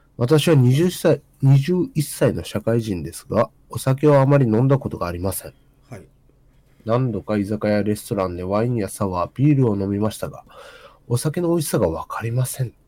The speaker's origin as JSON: {"language": "Japanese", "region": "Kyushu", "country": "Japan", "moved": "as an adult", "lives_now": "Tokyo, Japan", "said": "その当時は、その、九州人だからって飲まされて嫌だなって思ってたけど"}